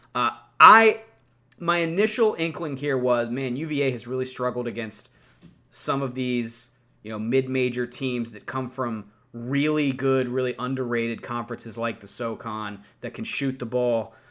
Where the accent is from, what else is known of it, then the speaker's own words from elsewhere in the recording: Morgantown, West Virginia, United States; I grew up outside of Morgantown, little suburb called Sheep Lake